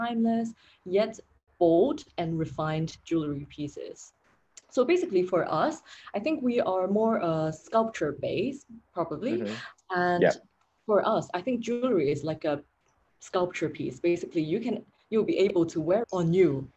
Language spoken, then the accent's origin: English; Hong Kong; moved away as an adult; also born or lived in London, United Kingdom / Paris, France / Milan, Italy; I'm from Hong Kong